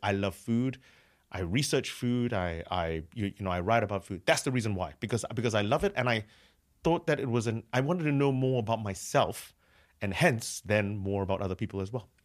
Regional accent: San Francisco, California, United States; moved away as an adult; now in Cambridge, United Kingdom; I'm from San Francisco. Um, that's where I did my high school.

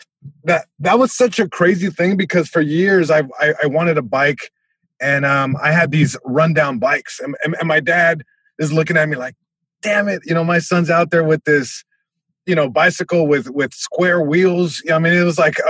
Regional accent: Long Beach, California, United States; I grew up in Eastside Long Beach.

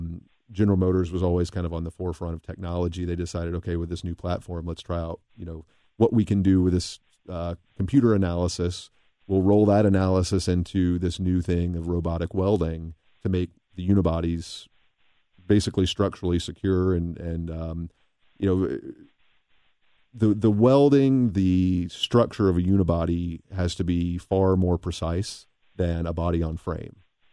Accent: Tennessee, United States; moved away as an adult; now in Cincinnati, United States; I was born and raised in Tennessee, where my dad and mom still live.

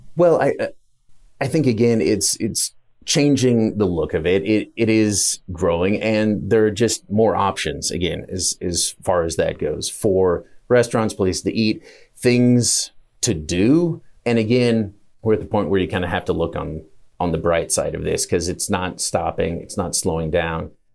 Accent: Meridian, Idaho, United States; where I grew up in Meridian

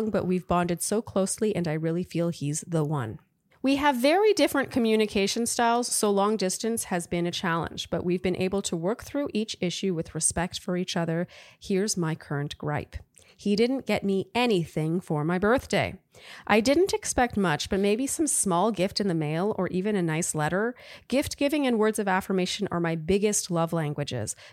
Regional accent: Wisconsin, United States; now in New York, United States; For context, we met here in the East Village in the fall, but we're both actually from Wisconsin.

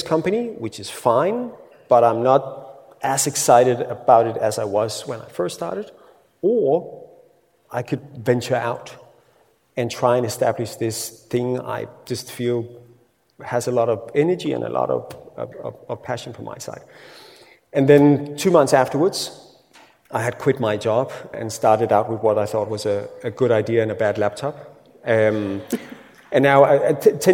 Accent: Denmark; first language Danish; English is a second language

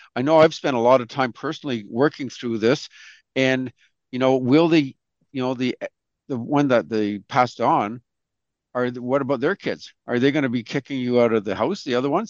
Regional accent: Canada; we're all proud Canadians here

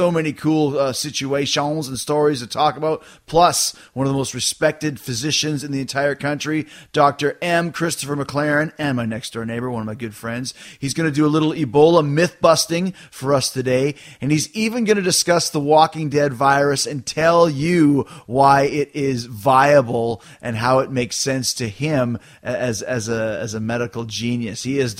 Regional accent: Canada; I'm from Canada, so I say ….

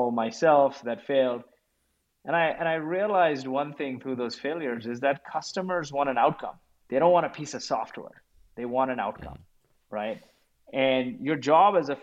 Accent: Kuwait; moved away; I grew up in Kuwait, and I was a refugee of the Gulf War.

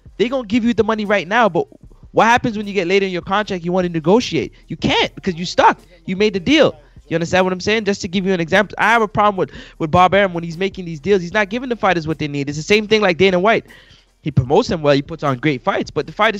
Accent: Canada; I'm the Canadian

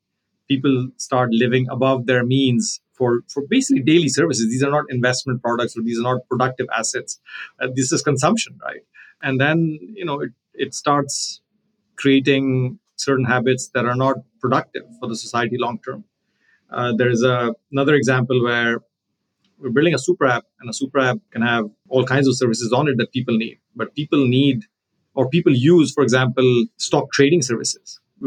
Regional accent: Pakistan; you know, I'm from Pakistan, so I consider myself to be from the region.

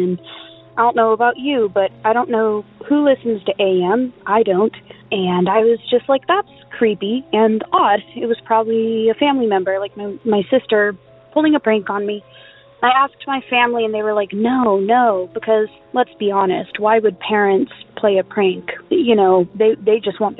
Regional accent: California, United States; I'm from California

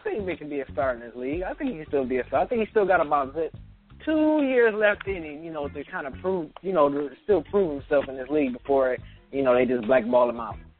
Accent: Detroit, Michigan, United States; I rep all Detroit teams

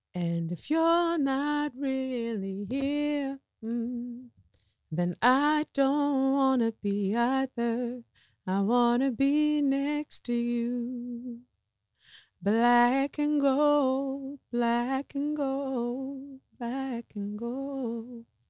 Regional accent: Lagos, Nigeria; moved away; Lagos, Nigeria. My hometown

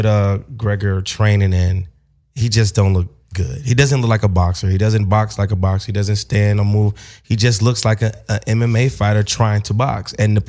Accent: Gary, Indiana, United States; I'm from Gary, Indiana. I'm from the Midwest.

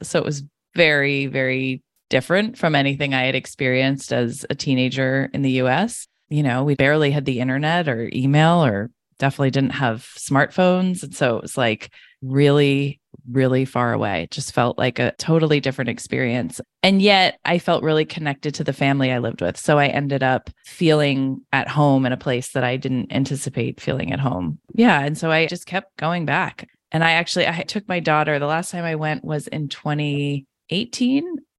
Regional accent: New Hampshire, United States; also born or lived in Michigan / China / Singapore / Costa Rica; now in San Francisco, United States; I was born in Michigan, have never really been back there, but I grew up in New Hampshire and have lived in China, Singapore, Costa Rica, France, and Los Angeles.

